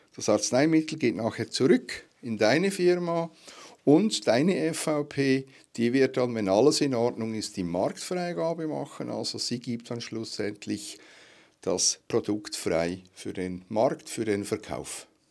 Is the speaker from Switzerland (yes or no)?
yes; Switzerland; bei uns in der Schweiz